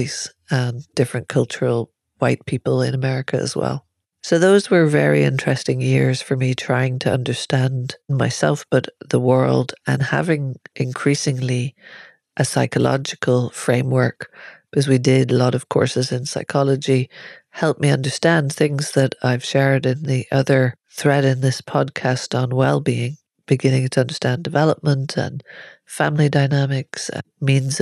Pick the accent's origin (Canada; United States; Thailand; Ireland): Ireland; moved away as an adult; I'm Irish